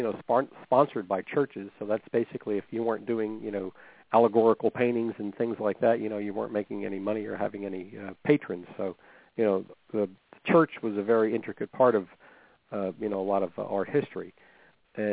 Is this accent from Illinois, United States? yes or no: no; New Jersey, United States; now in Virginia, United States; I'm originally from New Jersey, now living here in Virginia